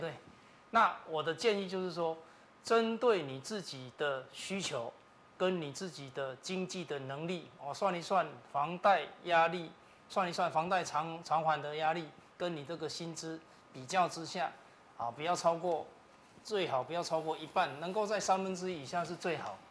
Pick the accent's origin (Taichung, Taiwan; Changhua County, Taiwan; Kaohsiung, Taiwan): Taichung, Taiwan; 我也是台中人